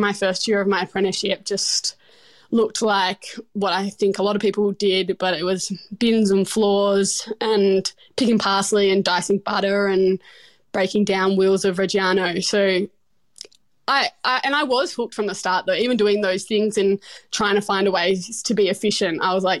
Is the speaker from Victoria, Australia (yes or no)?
no; Tasmania, Australia; Yeah, so I grew up in Tasmania and I was always really opinionated about the food that I ate